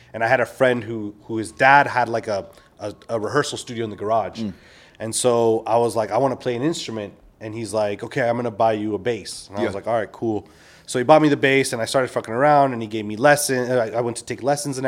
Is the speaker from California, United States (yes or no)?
yes; Simi Valley, California, United States; I'm from Simi Valley